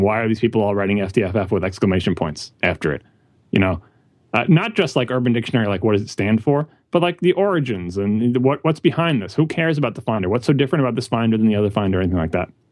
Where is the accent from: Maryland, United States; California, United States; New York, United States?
New York, United States; New York City; I'm I'm a New Yorker